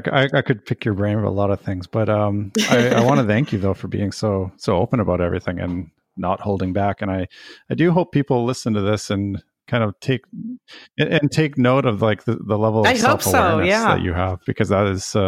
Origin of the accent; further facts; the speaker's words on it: Canada; because I'm actually from Canada originally.